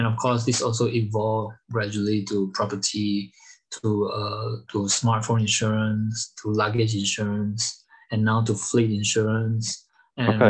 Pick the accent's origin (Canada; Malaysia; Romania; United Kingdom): Malaysia; moved away as an adult; now in Germany; I'm originally from Malaysia, and I've been in Europe for over like 8 years